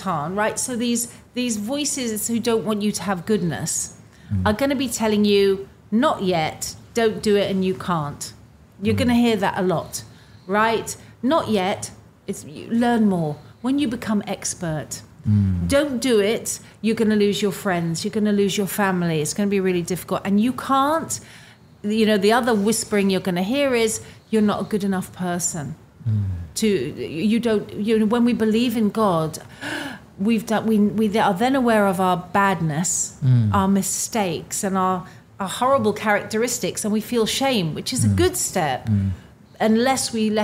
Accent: England, United Kingdom; I'm an English person

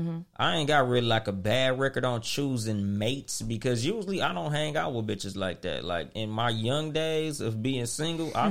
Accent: Compton, California, United States; growing up in Compton

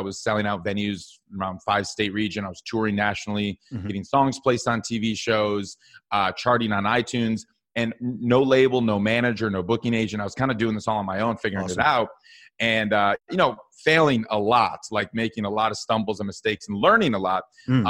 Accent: Madison, Wisconsin, United States; Yeah, so I grew up in Madison, Wisconsin, but I actually moved to Minneapolis Music Hub, where Prince is from, for school.

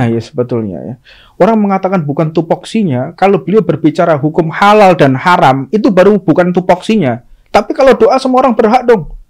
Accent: Indonesia; Oh, saya orang Indonesia, cuman turunan Arab kayak lo.

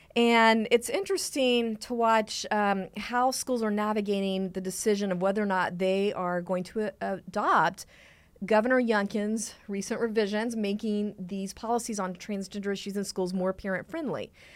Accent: Texas, United States; I'm from Texas

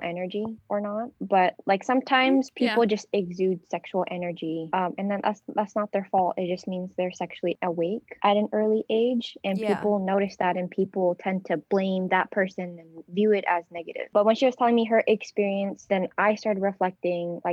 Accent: United States; also born or lived in Vietnam; I was born here in America, but then when my mom passed away, we had to go to Vietnam

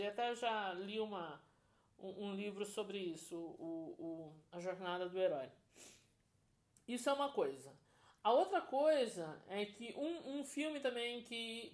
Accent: Brazil; Como boa brasileira

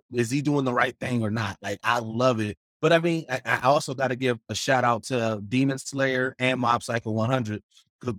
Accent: Milwaukee, Wisconsin, United States; I'm from Milwaukee

